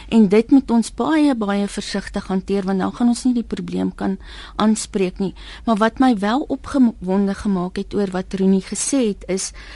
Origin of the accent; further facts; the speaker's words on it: South Africa; 'n wit Suid-Afrikaner